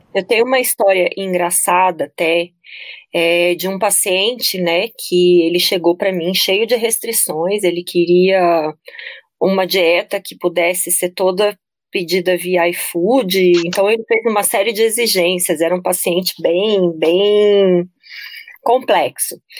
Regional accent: Brasília, Federal District, Brazil; eu sou de Brasília

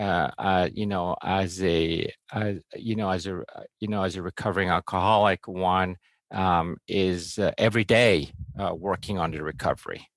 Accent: Mexico; I grew up in Mexico

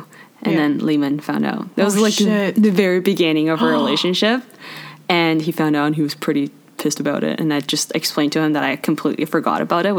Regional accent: China; now in Canada; stop taking me to Chinese restaurants in Canada and United States. I'm from China.

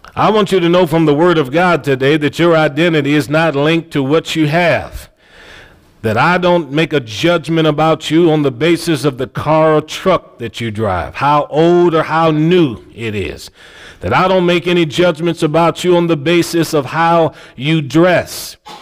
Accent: Cleveland, Ohio, United States; Growing up in Cleveland, Ohio, I've seen parents that were on government assistance when my friends were in Head Start with me

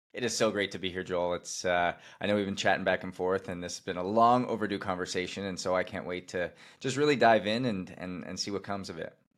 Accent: Canada; I was playing hockey, growing up in Canada

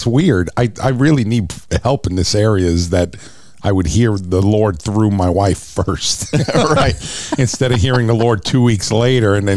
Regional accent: New York City, New York, United States; moved away; I was born and raised in Brooklyn, New York

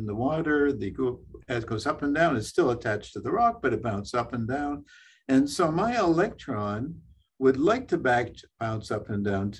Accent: Saint John, New Brunswick, Canada; moved away as an adult; also born or lived in Nova Scotia / Bethlehem, Pennsylvania; I'm from St. John, New Brunswick. I went to St. John High School

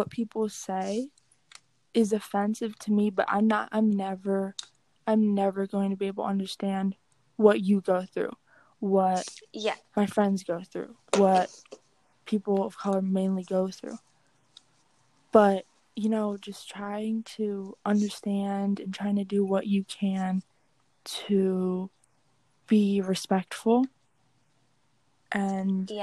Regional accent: East Coast, United States; moved away; both of us were mainly raised on East

